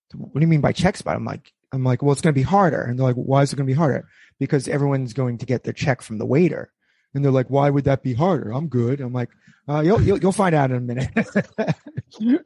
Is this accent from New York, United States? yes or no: yes; New York, United States; I grew up in New York too.